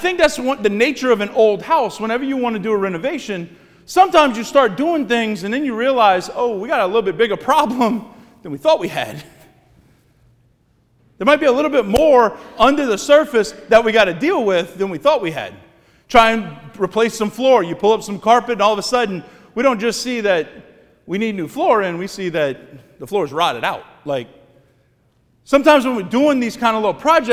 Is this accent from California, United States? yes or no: no; Cut Off, Louisiana, United States; born or raised there; moved away as an adult; now in Thibodaux, United States